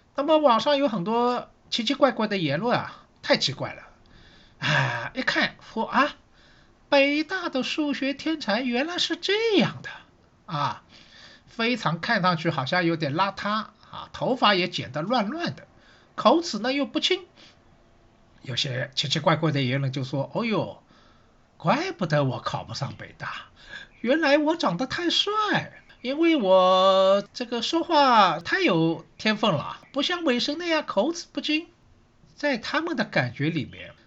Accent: Shanghai, China; 我是上海人，所以呢，对城市这一块呢，好像也特别有感觉

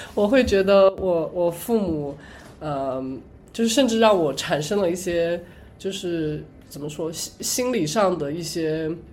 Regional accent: Hunan, China; moved away as an adult; now in United States; 我们湖南那边一定要吃

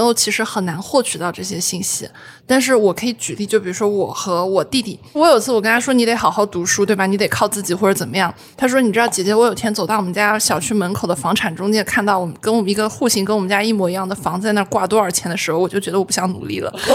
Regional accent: Zhejiang, China; 我浙江人嘛

